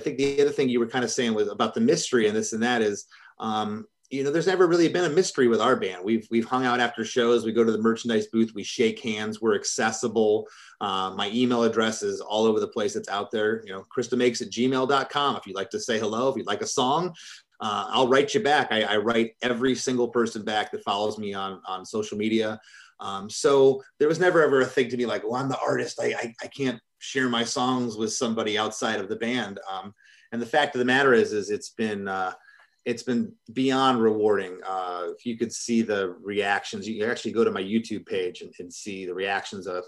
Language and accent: English; Michigan, United States; I'm from Michigan